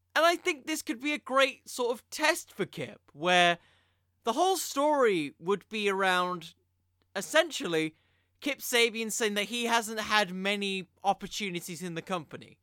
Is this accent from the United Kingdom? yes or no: yes; United Kingdom; I'm British